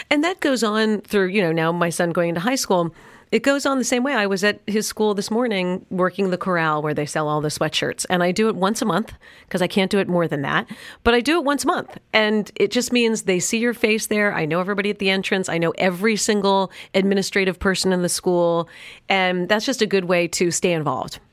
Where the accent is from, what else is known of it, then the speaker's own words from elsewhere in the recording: New York City, New York, United States; also born or lived in Los Angeles; now in Park Cities, United States; I grew up in New York City